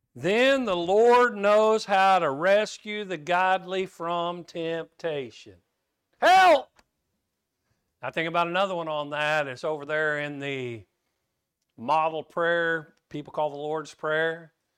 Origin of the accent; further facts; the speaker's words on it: Kansas, United States; I grew up in Kansas